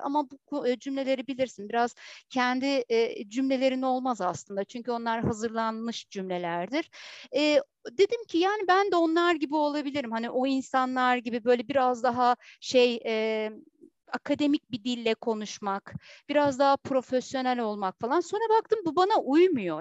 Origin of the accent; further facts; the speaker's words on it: Heybeliada, Istanbul, Turkey; aynı zamanda Heybeliliyim.